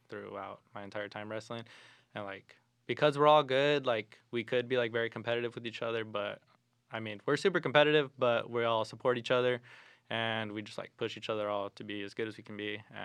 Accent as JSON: {"language": "English", "town": "Tucson", "region": "Arizona", "country": "United States", "moved": "yes", "said": "I'm from Tucson, Arizona."}